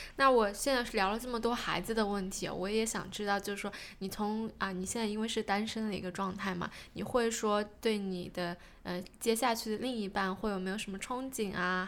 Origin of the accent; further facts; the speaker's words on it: China; now in New Zealand; 我是中国人